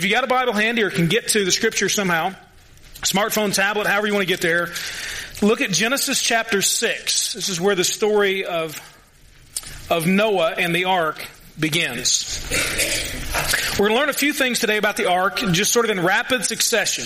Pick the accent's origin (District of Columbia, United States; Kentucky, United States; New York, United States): Kentucky, United States; Louisville; He's from my hometown